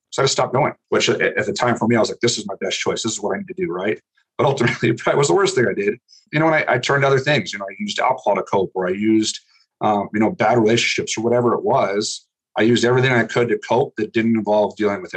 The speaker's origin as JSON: {"language": "English", "region": "Montana", "country": "United States", "said": "being from Montana"}